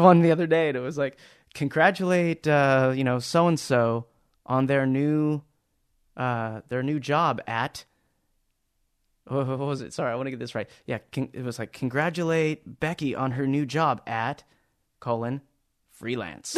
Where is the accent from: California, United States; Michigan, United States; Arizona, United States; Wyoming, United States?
California, United States; Anaheim; I was born in Anaheim, California, about a, well, I grew up about a block and a half away from Disneyland.